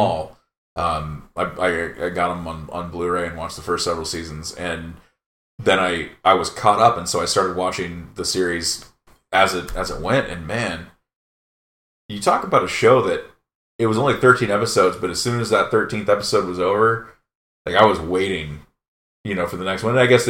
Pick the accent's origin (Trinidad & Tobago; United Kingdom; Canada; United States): United Kingdom; England; We're English